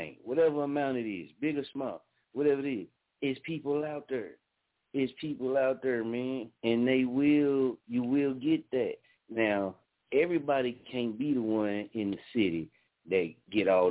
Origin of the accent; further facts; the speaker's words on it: Muskogee, Oklahoma, United States; moved away as an adult; I'm born and raised in Muskogee, man. Love my city